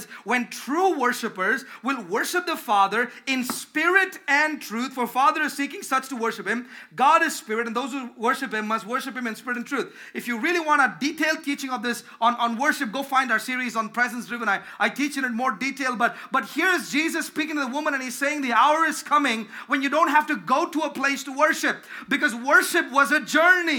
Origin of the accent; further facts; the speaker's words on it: India; moved away; growing up in India.